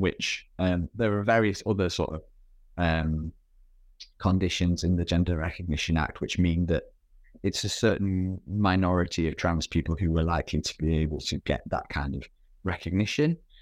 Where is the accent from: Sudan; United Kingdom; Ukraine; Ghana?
United Kingdom; my background as a British person who's, who's worked primarily in, in U K, uh, um, institutions